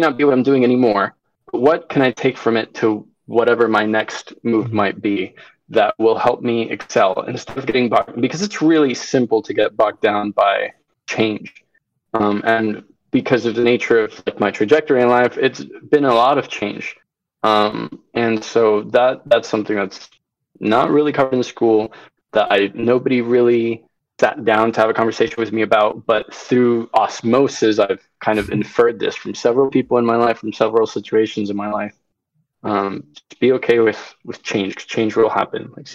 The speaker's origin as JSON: {"language": "English", "region": "Florida", "country": "United States", "tie": "born or raised there", "also_born_or_lived": "Venezuela", "said": "I'm from Venezuela. I grew up in Florida"}